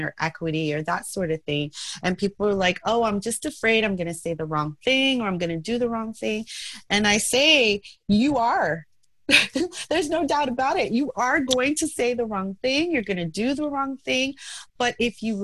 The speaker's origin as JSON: {"language": "English", "country": "United States", "tie": "born or raised there", "said": "I'm Haitian American. My parents are from Haiti. I was first generation born here in America"}